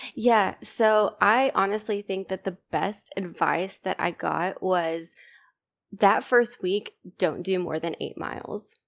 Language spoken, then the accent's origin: English; East Texas, United States; also born or lived in Virginia; I'm from East Texas